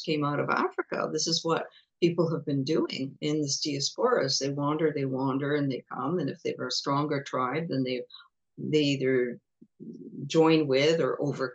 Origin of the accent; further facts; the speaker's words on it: England, United Kingdom; now in Montreal, Canada; I was born in England, so I'm British